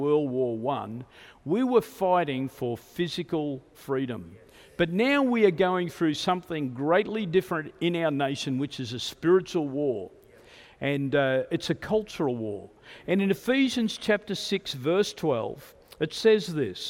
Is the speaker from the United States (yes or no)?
no; Australia; I was born in Australia